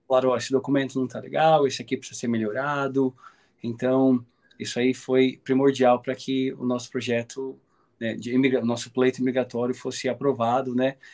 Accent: Brazil; eu sou típico brasileiro

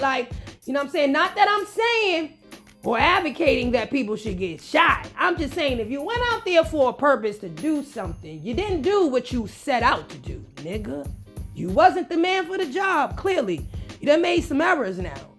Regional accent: New York City, New York, United States; you guys know I'm from the Bronx

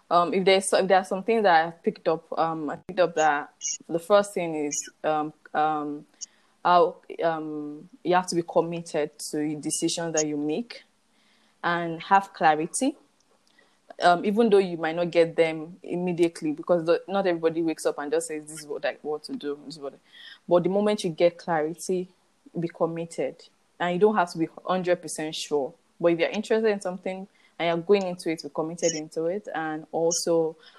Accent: Nigeria; as Nigerian youth

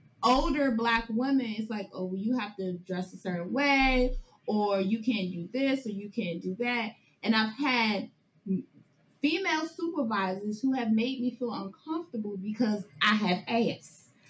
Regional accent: Maryland, United States; born and raised in Prince George's County, Maryland. I said, I'm not from the hood

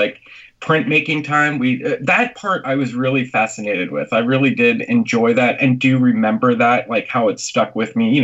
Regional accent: Lebanon, Pennsylvania, United States; moved away as an adult; now in Nashville, United States; I'm from Lebanon, and everyone calls it Lebanon

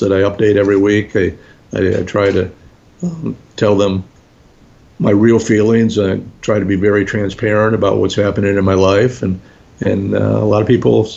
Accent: New Jersey, United States; we're both from New Jersey

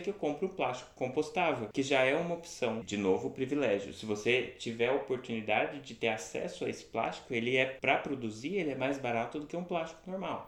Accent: Franca, São Paulo, Brazil; also born or lived in New Zealand; now in Florianópolis, Brazil; eu sou de Franca, interior de São Paulo

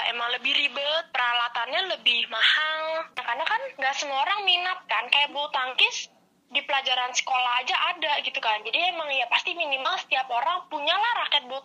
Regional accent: Serang, Banten, Indonesia; terus lawan kabupaten Serang, aku dari kota Serang gitu, terus lawan banyak dari Lebak kayak gitu.

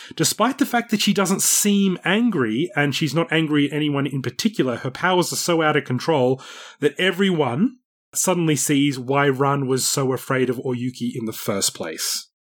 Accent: Australia; moved away; also born or lived in Japan; as an Australian

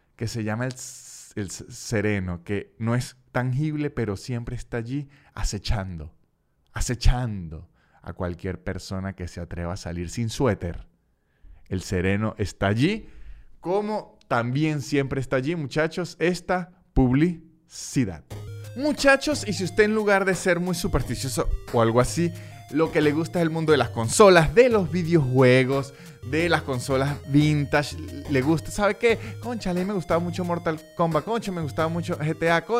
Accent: Venezuela; now in Argentina; Yo vengo de Venezuela

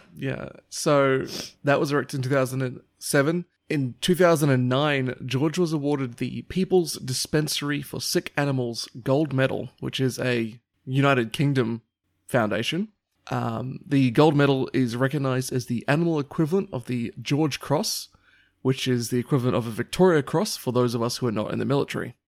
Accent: Papua New Guinea; moved away; growing up in Papua New Guinea

